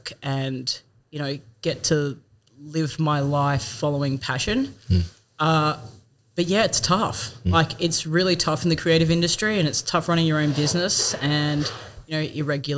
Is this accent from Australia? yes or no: yes; Perth, Western Australia, Australia; moved away as an adult; now in Bendigo, Australia; I'm originally from Perth